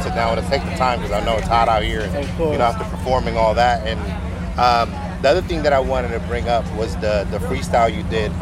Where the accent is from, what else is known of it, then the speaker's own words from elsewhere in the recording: San Francisco, California, United States; now in Sacramento, United States; I'm originally from SF, right? I'm from The Point